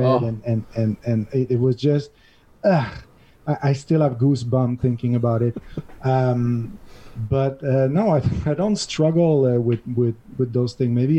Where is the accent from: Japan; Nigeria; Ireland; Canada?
Canada; Montreal, Quebec; now in Catalonia, Spain; I'm from Montreal originally. This is where my $2 accent is coming from